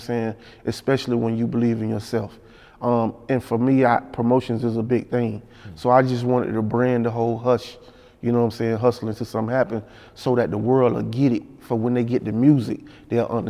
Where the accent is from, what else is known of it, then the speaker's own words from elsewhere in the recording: Panama City, Florida, United States; I'm from a country town. I'm from Panama City, Florida